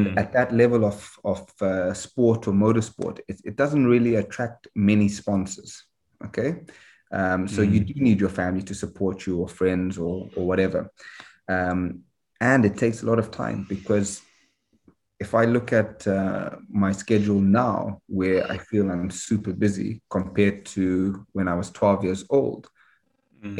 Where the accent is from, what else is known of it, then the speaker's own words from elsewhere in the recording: Harare, Zimbabwe; Obviously, I grew up in Harare